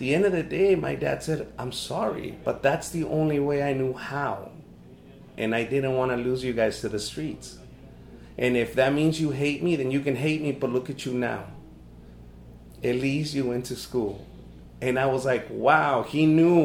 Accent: Los Angeles, California, United States; also born or lived in Compton, California; I was 13 years old and I would vacuum cars in South Central LA. That's where we moved from Compton to South Central

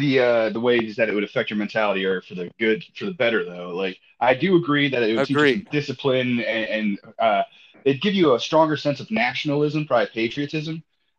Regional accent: United States; I was born in the United States

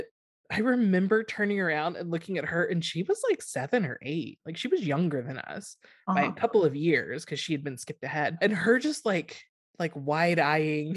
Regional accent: Texas, United States; we grew up in Texas

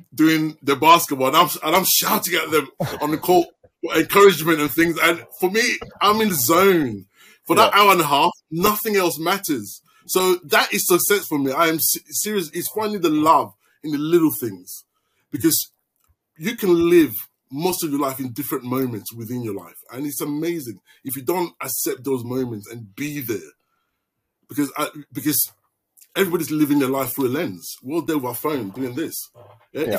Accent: London, United Kingdom; moved away as an adult; now in Melbourne, Australia; I'm from East London

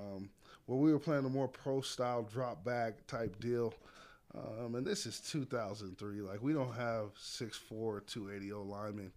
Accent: Las Vegas, Nevada, United States; born and raised in Las Vegas, Nevada

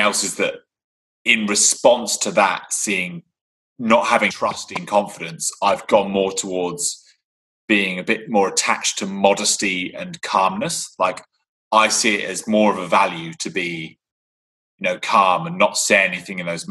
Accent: England, United Kingdom; I am English

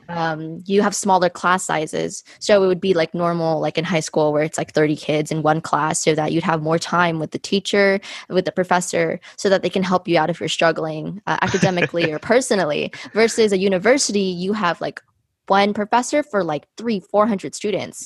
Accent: United States; I was born and raised here in America

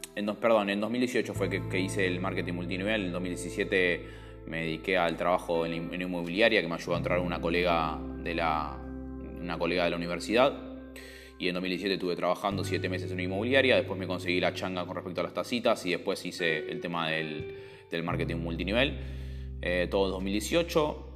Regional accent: Buenos Aires, Argentina; also born or lived in Recoleta, Buenos Aires; me crié toda mi vida en el barrio de Montserrat

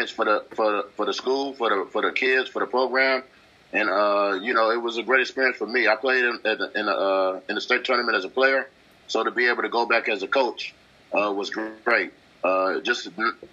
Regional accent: Detroit, Michigan, United States; I'm a Detroit fan. I'm from Detroit.

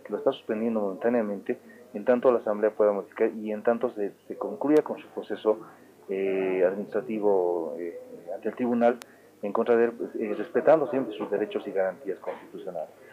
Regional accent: Oruro, Bolivia; somos orureños

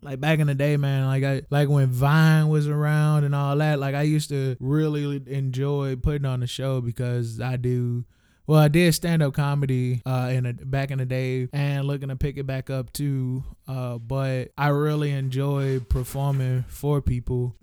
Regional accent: St. Louis, Missouri, United States; we are from Saint Louis

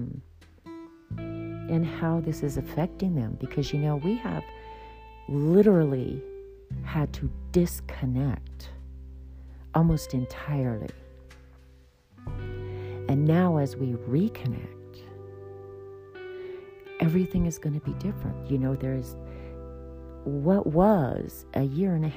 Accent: United States

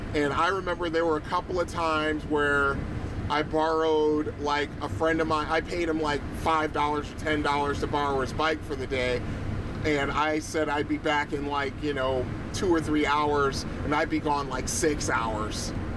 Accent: Bridgeport, Connecticut, United States; I lived on the East End for quite a you know for a little while

